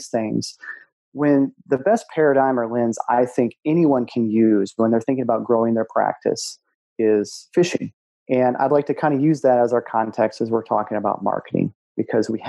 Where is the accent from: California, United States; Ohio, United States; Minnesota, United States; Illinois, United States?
Minnesota, United States; now in North Carolina, United States; I grew up in Minnesota, so lakes everywhere. Now I live in North Carolina